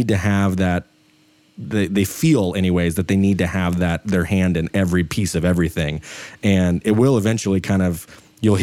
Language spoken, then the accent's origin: English; Idaho, United States; I live in Idaho. I'm from Idaho